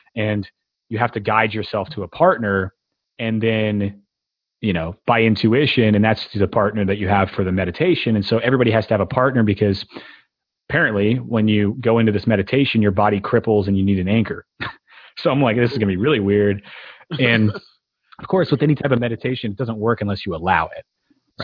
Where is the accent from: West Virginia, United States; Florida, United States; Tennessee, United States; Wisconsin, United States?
Tennessee, United States; growing up in Tennessee